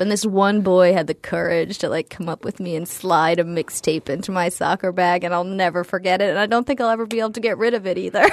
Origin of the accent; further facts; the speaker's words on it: New England, United States; I grew up predominantly in New England.